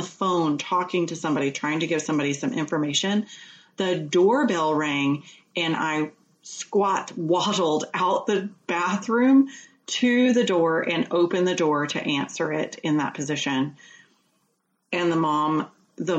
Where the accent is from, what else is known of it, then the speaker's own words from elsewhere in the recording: Georgia, United States; moved away as an adult; also born or lived in New Hampshire; we just recently moved back to Georgia, where I'm from.